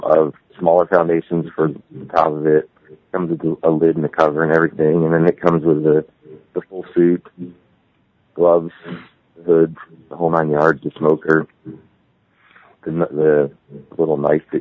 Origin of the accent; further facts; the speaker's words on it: Woodbury Heights, New Jersey, United States; moved away as an adult; now in Hooper, United States; I grew up in New Jersey. I now live in Utah.